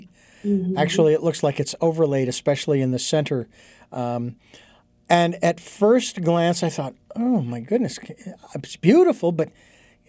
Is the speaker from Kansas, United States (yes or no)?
no; Phoenix, Arizona, United States; growing up in Phoenix, it was always hot.